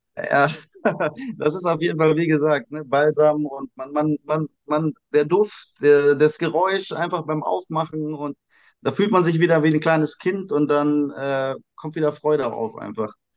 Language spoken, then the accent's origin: German; Indonesia; moved away; ich bin ja in Indonesien aufgewachsen